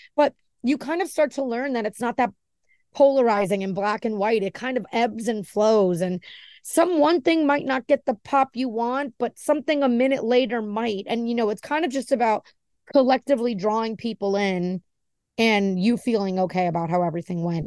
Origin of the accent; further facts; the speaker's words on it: Miami, Florida, United States; also born or lived in New Jersey / New York; I was born in New Jersey, and I have a lot of family up there, but I was raised in Miami